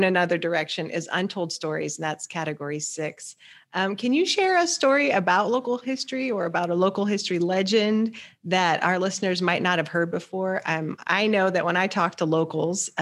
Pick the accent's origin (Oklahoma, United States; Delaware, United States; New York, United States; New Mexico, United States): Oklahoma, United States; now in Wichita, United States; I'm from Oklahoma, and so we have our own, isms about certain words.